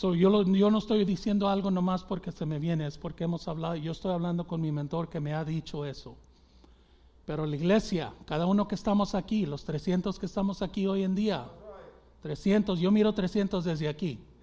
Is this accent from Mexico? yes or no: yes; Mexico; los mexicanos porque es, es mi gente